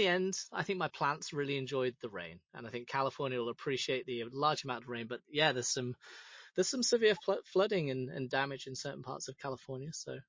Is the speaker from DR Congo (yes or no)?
no; United Kingdom; now in Los Angeles, United States; I'm a British expat living in sunny Los Angeles